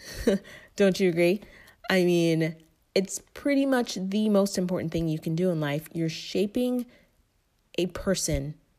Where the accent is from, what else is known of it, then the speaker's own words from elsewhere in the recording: Tampa, Florida, United States; moved away as an adult; also born or lived in Tallahassee, Florida / Atlanta; I grew up in Tampa, Florida, most of my life.